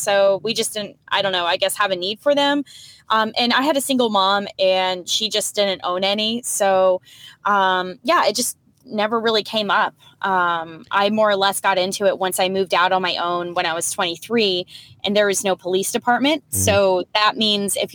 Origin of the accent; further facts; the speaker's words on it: Houston, Texas, United States; moved away; also born or lived in New England; I grew up in Houston, Texas